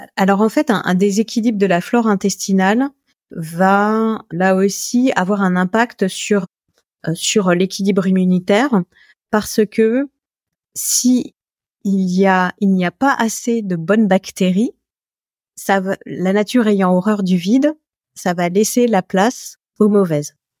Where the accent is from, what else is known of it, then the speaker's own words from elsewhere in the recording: Alsace, Grand Est, France; je suis alsacienne